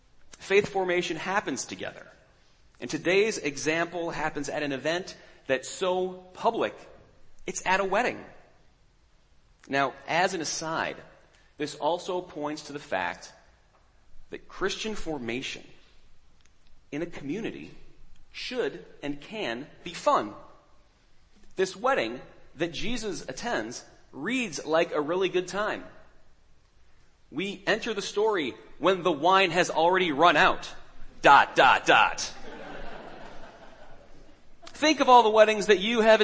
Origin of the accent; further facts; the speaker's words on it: New York City, New York, United States; I'm from New York City.